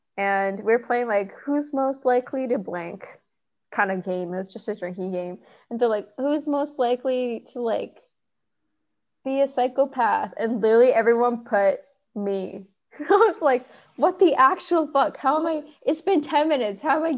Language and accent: English; Thailand; just growing up in Thailand really is like we had a skewed but still like Asian childhood in the end.